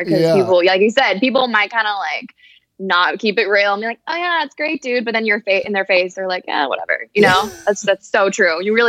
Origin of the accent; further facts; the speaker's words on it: Paris, Île-de-France, France; Yeah, like I said, I'm originally from Paris. So I've been traveling since I was really young. Like the first time I ever flew alone, I think I was like 8.